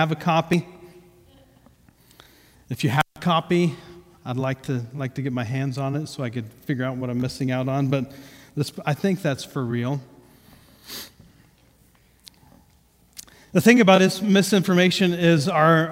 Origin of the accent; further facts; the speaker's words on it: Ohio, United States; first language English; I grew up in Ohio